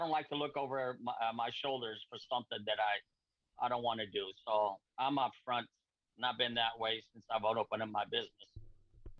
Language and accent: English; Portugal; now in United States; I was brought up with nothing. I'm not from even the United States. I'm from Portugal